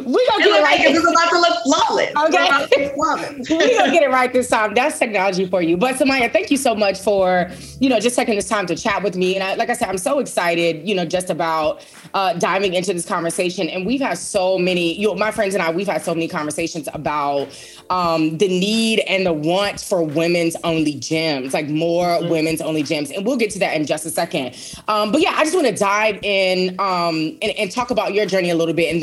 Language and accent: English; Richmond, Virginia, United States; moved away; I'm from Richmond, Virginia